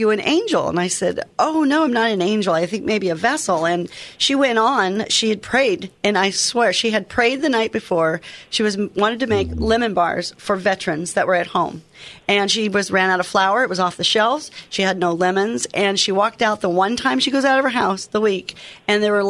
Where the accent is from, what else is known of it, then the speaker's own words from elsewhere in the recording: Oregon, United States; the way I was brought up in Oregon